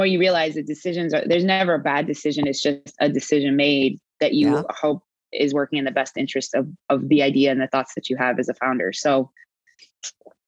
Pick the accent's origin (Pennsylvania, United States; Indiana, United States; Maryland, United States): Maryland, United States; Baltimore; also born or lived in New Orleans, Louisiana; now in Houston, United States; I was born in New Orleans, raised in Baltimore.